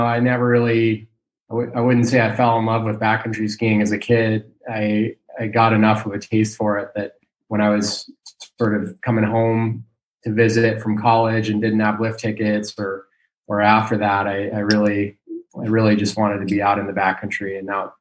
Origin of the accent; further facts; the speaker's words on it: Ketchum, Idaho, United States; moved away as an adult; also born or lived in Bozeman, Montana / Alaska; now in Girdwood, United States; I grew up in Ketchum, Idaho, and lived there until I went to college.